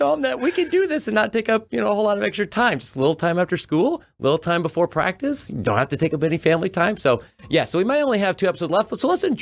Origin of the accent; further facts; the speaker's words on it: Kansas, United States; we grew up in Kansas where eight man football was really cool.